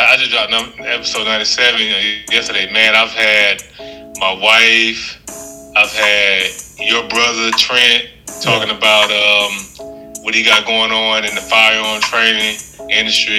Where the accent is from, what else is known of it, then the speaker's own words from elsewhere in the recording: Montgomery, Alabama, United States; born and raised in the Gump. Been here my whole life. Still currently reside here